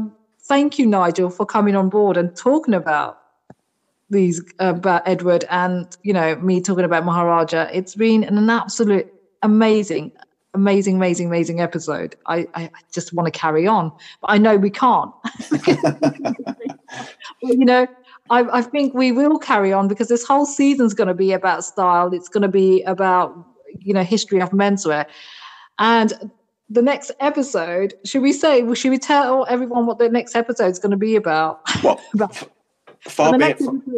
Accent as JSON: {"language": "English", "country": "United Kingdom", "said": "having two cultures, one's British, one Indian culture, being British Indian"}